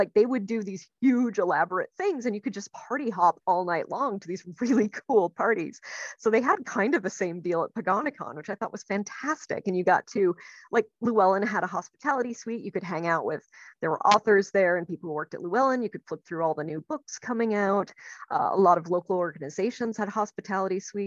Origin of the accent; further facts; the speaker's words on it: Minnesota, United States; moved away as an adult; now in Maryland, United States; I grew up in Minnesota. I spent 25 years in Minnesota